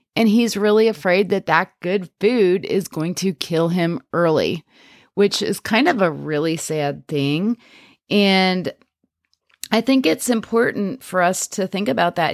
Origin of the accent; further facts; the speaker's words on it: Pennsylvania, United States; I'm from Pennsylvania, and we have this Pennsylvania Dutch culture here